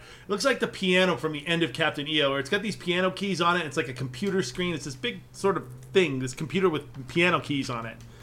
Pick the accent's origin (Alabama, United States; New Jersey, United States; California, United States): California, United States; Fullerton; Fullerton. Yeah. Where I grew up